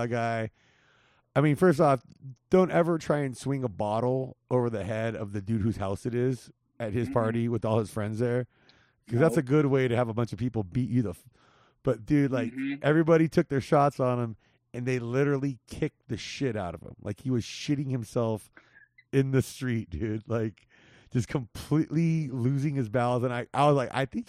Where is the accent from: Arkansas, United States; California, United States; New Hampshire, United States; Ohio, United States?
California, United States; Whittier; now in Las Vegas, United States; So I grew up on LaForge right there. And just on the, like, we were like 2 houses over from from Gunn